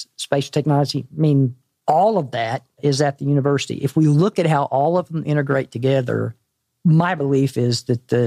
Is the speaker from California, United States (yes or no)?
no; Arkansas, United States; I'm from Arkansas